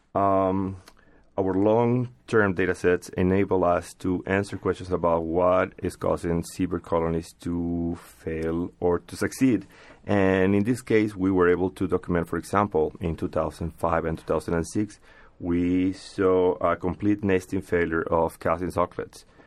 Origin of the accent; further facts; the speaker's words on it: Peru; moved away; I come from Peru